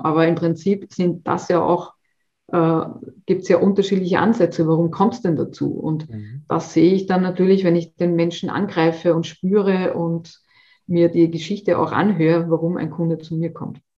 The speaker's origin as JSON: {"language": "German", "country": "Austria", "said": "bei uns in Österreich"}